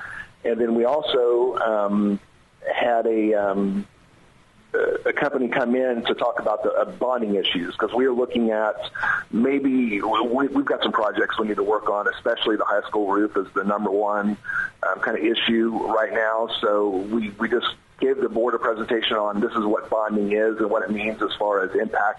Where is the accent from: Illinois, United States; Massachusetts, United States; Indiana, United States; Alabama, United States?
Indiana, United States; Ripley County; I grew up here in Ripley County, a South Ripley grad